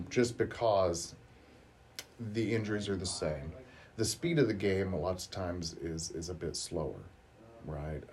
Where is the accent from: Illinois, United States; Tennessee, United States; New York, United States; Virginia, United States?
Illinois, United States; Martinsville; we're both from the area. I was from Martinsville